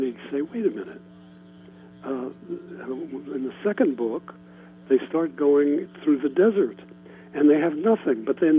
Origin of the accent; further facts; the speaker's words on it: Ohio, United States; moved away as an adult; also born or lived in New York; I grew up in Ohio.